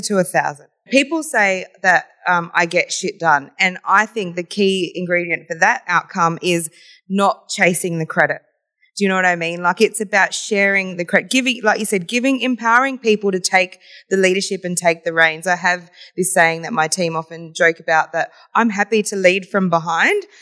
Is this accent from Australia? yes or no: yes; Adelaide, South Australia, Australia; It has always been Adelaide for me. I was born, um, in Adelaide